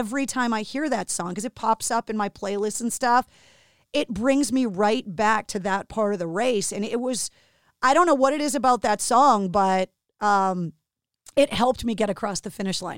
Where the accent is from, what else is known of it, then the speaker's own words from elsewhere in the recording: Boston, Massachusetts, United States; being born and raised in Boston and working in radio at WAF all those years